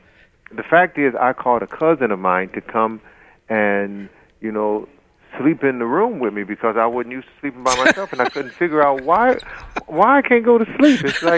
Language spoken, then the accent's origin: English; Detroit, Michigan, United States; moved away; also born or lived in Charlotte, North Carolina; born and raised in Detroit, Michigan